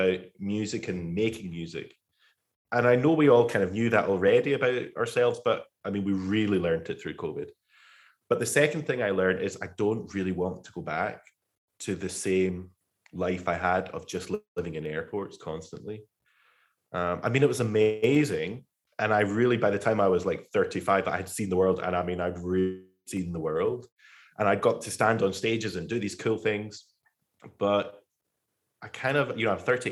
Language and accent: English; Glasgow, Scotland, United Kingdom; moved away as an adult; also born or lived in Manchester / Birmingham / London; now in United States; I'm from Glasgow in Scotland, but I spent most of my adult life in Manchester